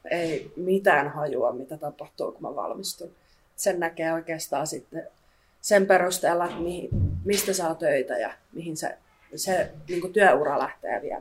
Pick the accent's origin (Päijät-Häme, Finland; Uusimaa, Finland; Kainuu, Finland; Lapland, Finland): Päijät-Häme, Finland; Lahti; moved away as an adult; now in Kouvola, Finland; mä oon 22-vuotias ja mä oon kotoisin Lahdesta.